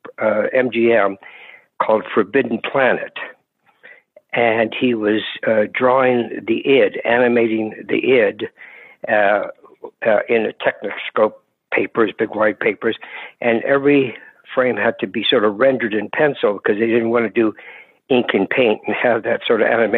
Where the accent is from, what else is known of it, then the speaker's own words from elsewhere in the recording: Hayward, California, United States; East Bay Area, Hayward, California, just near Oakland.